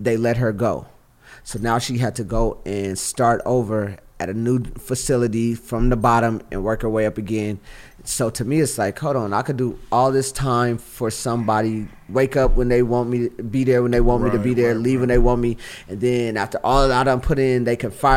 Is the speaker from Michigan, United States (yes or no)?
no; Los Angeles, California, United States; also born or lived in Hawthorne / Inglewood; I'm from Watts, California